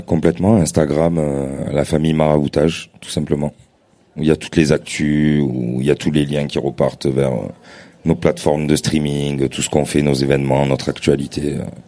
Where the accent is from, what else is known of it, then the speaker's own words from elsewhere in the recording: Marseille, Provence-Alpes-Côte d'Azur, France; en tant que Marseillais